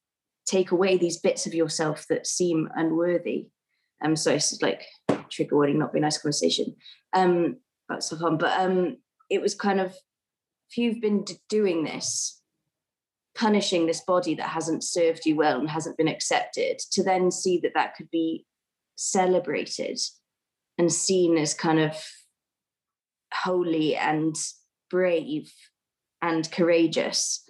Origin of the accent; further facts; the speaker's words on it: Wales, United Kingdom; accent: Welsh; I keep my own accent, and then Rose just heard me speaking Welsh on the phone to my sister